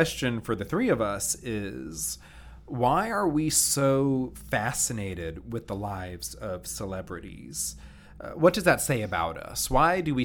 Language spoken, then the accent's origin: English; Baltimore, D.C. area, Maryland, United States; moved away; I grew up around Baltimore, D.C.